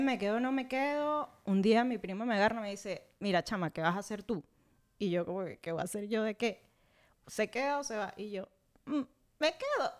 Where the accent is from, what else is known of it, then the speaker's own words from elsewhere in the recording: Venezuela; moved away as an adult; venimos siendo el segundo país con más migrantes alrededor del mundo